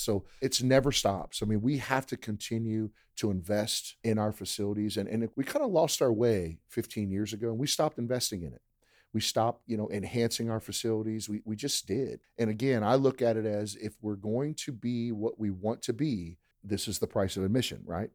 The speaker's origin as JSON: {"language": "English", "region": "Maryland", "country": "United States", "tie": "born or raised there", "moved": "as an adult", "lives_now": "Lake Charles, United States", "said": "I grew up in Maryland, so I grew up a blue crab fan"}